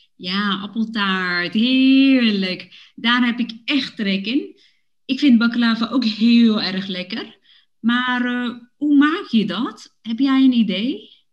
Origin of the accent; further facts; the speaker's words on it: Woerden, Utrecht, Netherlands; now in Amsterdam, Netherlands; Ik heb met mijn ouders in Woerden gewoond toen ik klein was.